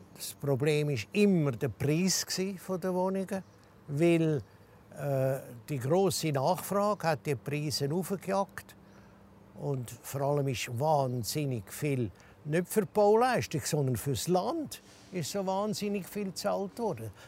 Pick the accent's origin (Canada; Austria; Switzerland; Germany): Switzerland; Zürich; also born or lived in Zug; Ich bin aufgewachsen in der Stadt Zürich, aber ganz am Rand im Norden oben im sogenannten Reckenholz.